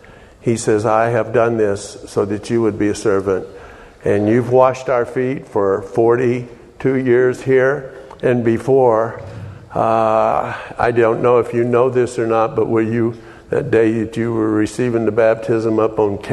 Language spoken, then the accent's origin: English; Texas, United States; Being a Texan, that is.